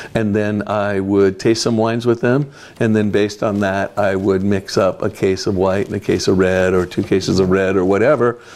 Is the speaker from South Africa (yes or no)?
no; Fresno, California, United States; moved away as an adult; also born or lived in Michigan; now in Oregon, United States; I grew up in Fresno, California